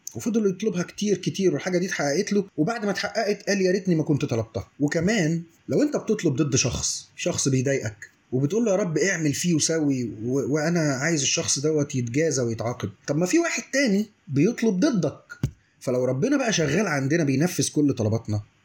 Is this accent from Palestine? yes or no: no; Egypt; واحنا كشعب مصري